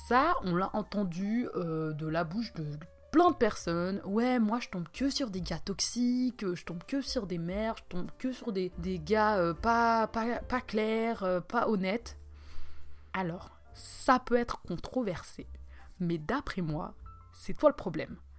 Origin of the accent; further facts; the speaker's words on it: Switzerland; je suis suisse